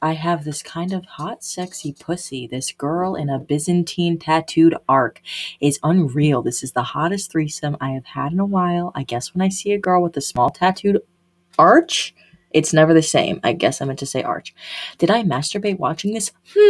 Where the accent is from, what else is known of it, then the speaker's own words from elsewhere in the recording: California, United States; I'm from California, but...